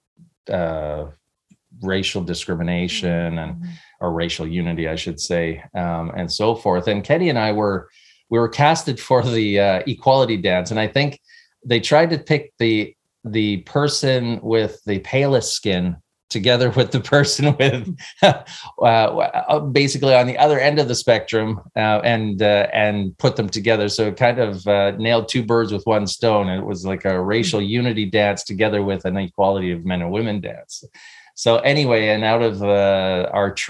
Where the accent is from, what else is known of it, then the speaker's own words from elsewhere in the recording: Canada; moved away as an adult; now in California, United States; I grew up in Canada.